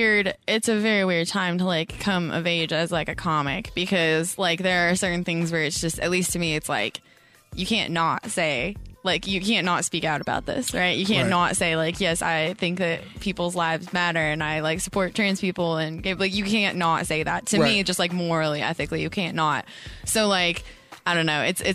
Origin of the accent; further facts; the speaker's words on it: Colorado, United States; It's in Colorado.